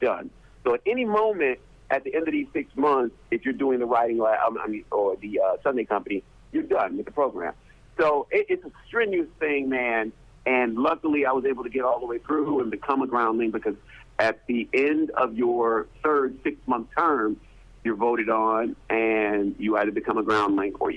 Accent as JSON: {"language": "English", "town": "Detroit", "region": "Michigan", "country": "United States", "moved": "yes", "said": "back in Detroit, I'm from Detroit."}